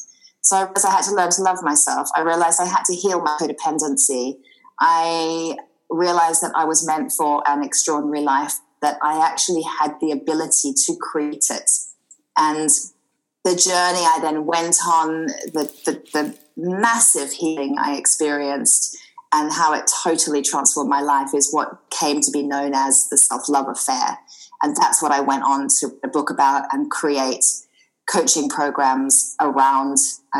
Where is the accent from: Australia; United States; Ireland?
Australia; accent: slightly mixed accent; moved away as an adult; now in United Kingdom; I'm an Australian girl, and I moved over to the UK about 19 years ago, hence the slightly mixed accent. And I live in the beautiful Sussex countryside, surrounded by fields and horses.